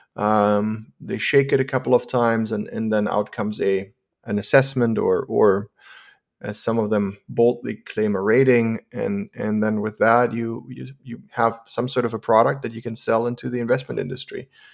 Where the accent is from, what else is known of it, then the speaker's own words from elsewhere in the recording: Germany; moved away as an adult; also born or lived in San Francisco, California; I, I was born and raised in Germany